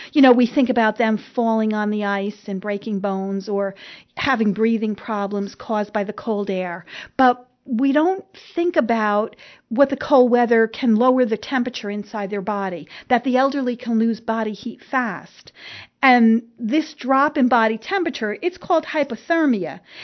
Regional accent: New Jersey, United States; accent: New Jersey; my New Jersey accent

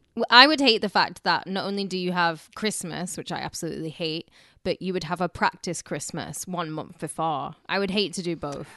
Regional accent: United Kingdom; now in United States; we obviously don't have it in Britain

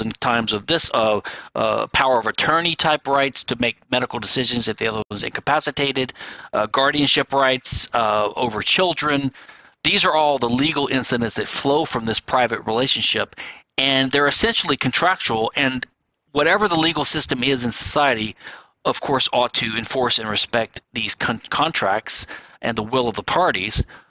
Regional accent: Louisiana, United States; my home state of Louisiana

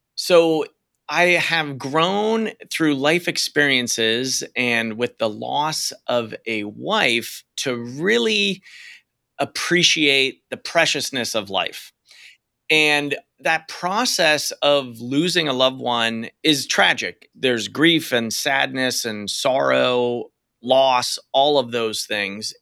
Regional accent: Western Pennsylvania, United States; now in Portland, United States; I'm from Western Pennsylvania

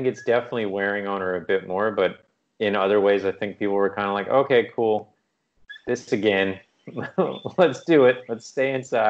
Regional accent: East Coast, United States; now in Canada; But my brain, growing up in the East Coast, I thought like a tree had fallen on the house.

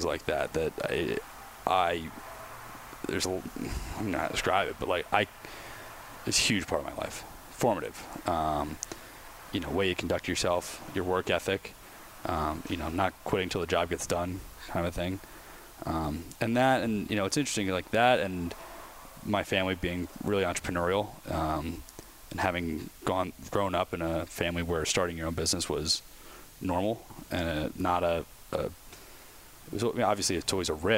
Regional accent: Philadelphia, Pennsylvania, United States; moved away; I'm originally from Philly, just outside, like I said, born and raised

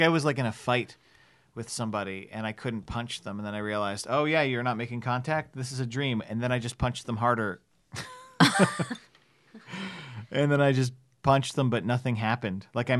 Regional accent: New Jersey, United States; I grew up in New Jersey.

